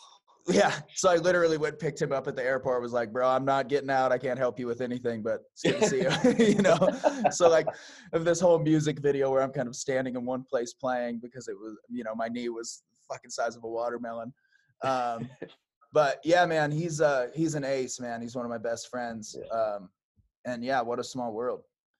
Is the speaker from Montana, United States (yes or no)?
yes; Billings, Montana, United States; born there; now in Red Lodge, United States; I was born in Billings, but I've been here in Montana 12 years now. I live in Red Lodge, so I'm down in the Beartooths.